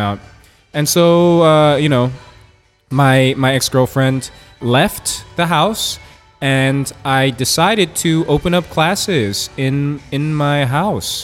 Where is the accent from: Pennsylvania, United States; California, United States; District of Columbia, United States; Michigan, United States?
California, United States; Oakland; moved away as an adult; also born or lived in Washington, D.C.; I'm born and raised in Oakland, California. I left when I was 18 years old.